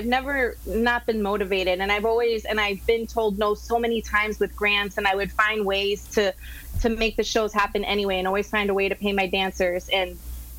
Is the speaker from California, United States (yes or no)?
no; Miami, Florida, United States; also born or lived in Los Angeles; I'm from Miami and born and raised here